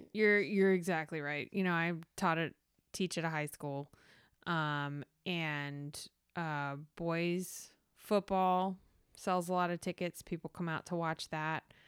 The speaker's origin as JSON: {"language": "English", "region": "the South", "country": "United States", "said": "I'm from the South"}